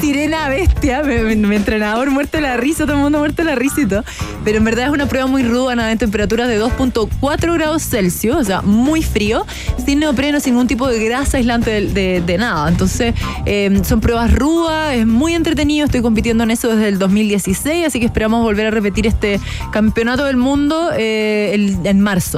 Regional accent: Chile; como latina, como sudamericana, como mujer em, y más como chilena

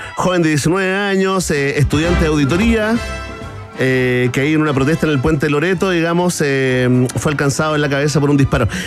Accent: Chile; porque somos todos chilenos

